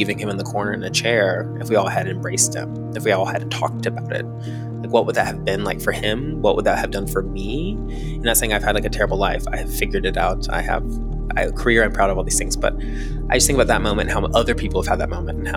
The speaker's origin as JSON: {"language": "English", "region": "Tennessee", "country": "United States", "tie": "born or raised there", "said": "I'm from Tennessee. I'm from outside of Nashville. I grew up near the Tennessee-Kentucky border"}